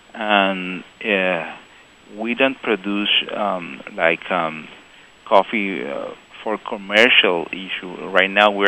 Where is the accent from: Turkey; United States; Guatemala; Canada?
Guatemala; moved away as an adult; now in Taiwan; Marimba is our national instrument in Guatemala.